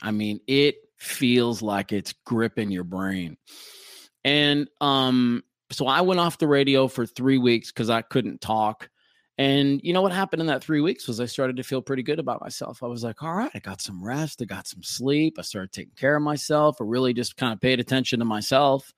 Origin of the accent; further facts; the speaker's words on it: Minneapolis, Minnesota, United States; do the night show in my hometown of Minneapolis on Cities ninety-seven